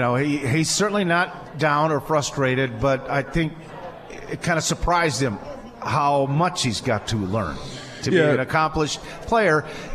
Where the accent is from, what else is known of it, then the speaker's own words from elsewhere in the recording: Green Bay, Wisconsin, United States; I'm a kid from Green Bay